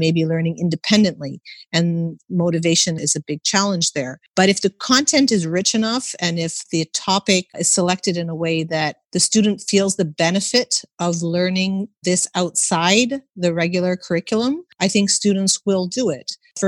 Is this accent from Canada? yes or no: yes; Canada; I was born and raised in Canada, and I never took an exam in primary school.